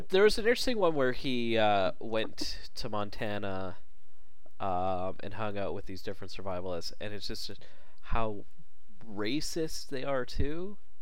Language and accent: English; Vancouver, British Columbia, Canada; I grew up in Vancouver, we had uh, Stampede Wrestling